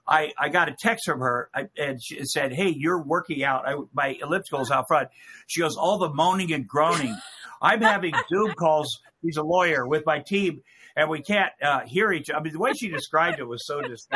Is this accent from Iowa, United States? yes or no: yes; Iowa, United States; now in Los Angeles, United States; I'm from Iowa.